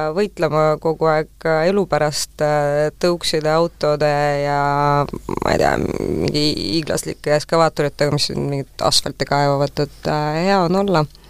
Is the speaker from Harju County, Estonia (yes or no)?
yes; Tallinn, Harju County, Estonia; ma olen selles äh, Pelgu linna haiglas sündinud, kus on enam-vähem kõik tallinlased sündinud